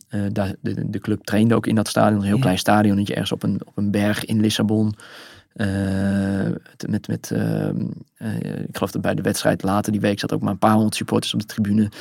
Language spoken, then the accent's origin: Dutch; Netherlands; nou, we komen uit Nederland, we zijn journalist